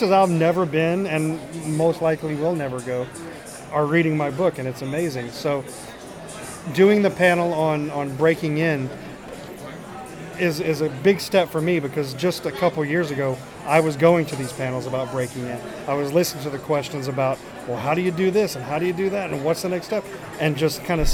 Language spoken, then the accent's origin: English; San Diego, California, United States; I'm from San Diego